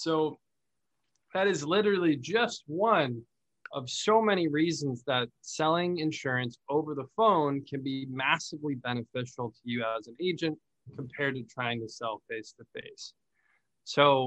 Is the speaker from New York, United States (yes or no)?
no; Phoenix, Arizona, United States; I'm from Phoenix